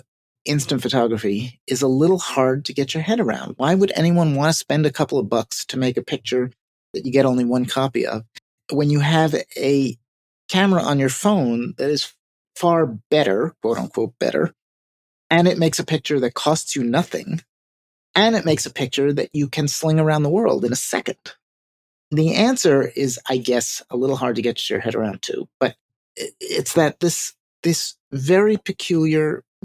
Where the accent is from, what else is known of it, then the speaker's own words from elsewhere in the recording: New York City, New York, United States; I am a New Yorker